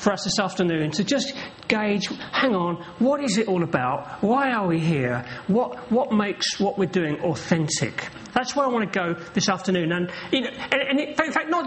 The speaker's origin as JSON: {"language": "English", "region": "London", "country": "United Kingdom", "tie": "born or raised there", "also_born_or_lived": "Norwich", "moved": "yes", "lives_now": "Norfolk, United Kingdom", "said": "I was born here in London. I'm a Londoner. I am from around these parts. I was born in Peckham, just over the way."}